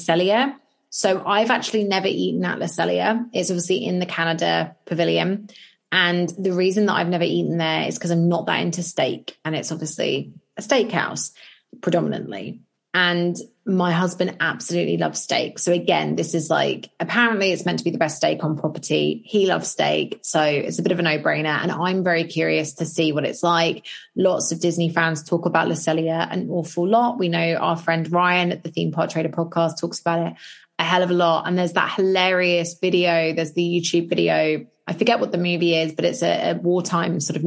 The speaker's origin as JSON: {"language": "English", "country": "United Kingdom", "said": "we're British"}